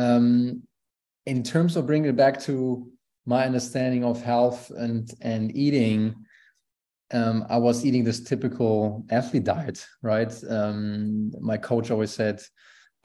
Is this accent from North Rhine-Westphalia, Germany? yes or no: yes; Aachen, North Rhine-Westphalia, Germany; English is a second language; moved away as an adult; also born or lived in Valdosta, Georgia; I grew up as the youngest of four in a small town in Germany called Aachen, close to the border to Netherlands and Belgium